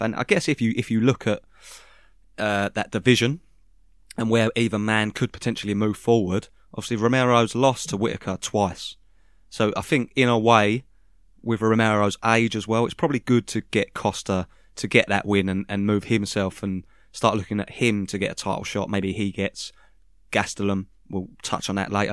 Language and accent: English; United Kingdom; I'm a Brit